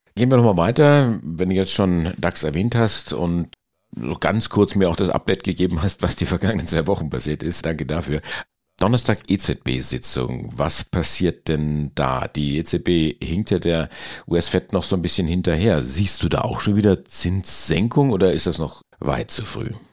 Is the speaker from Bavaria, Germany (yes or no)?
yes; Bavaria, Germany; Das sage ich jetzt als Bayer